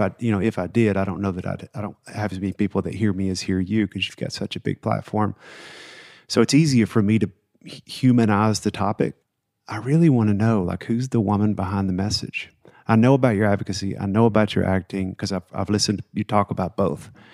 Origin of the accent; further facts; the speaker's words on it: the South, United States; I grew up in the South